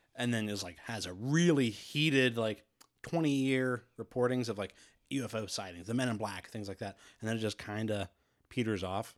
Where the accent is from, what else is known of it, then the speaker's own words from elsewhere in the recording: Midwest, United States; accent: plain Midwestern; that plain Midwestern